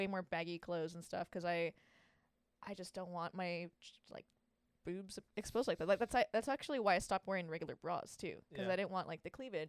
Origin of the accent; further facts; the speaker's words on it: Santa Ana, California, United States; I grew up in Santa Ana. I grew up actually kind of everywhere, but mainly in Santa Ana.